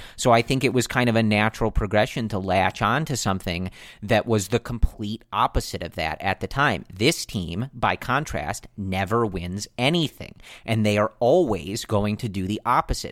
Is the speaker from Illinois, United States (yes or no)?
yes; Buffalo Grove, Illinois, United States; we're both originally from Buffalo Grove